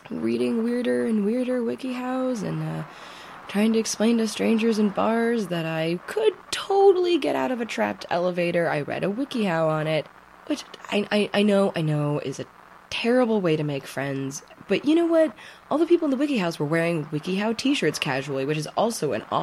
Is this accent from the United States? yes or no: yes; Midwest, United States; And I'm from the Midwest. I smile and look people in the eye on the subway.